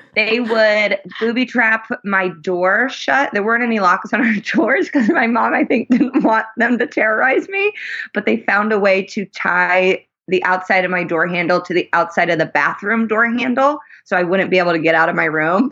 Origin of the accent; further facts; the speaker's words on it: Indianapolis, Indiana, United States; now in Los Angeles, United States; I am originally from Indianapolis, Indiana.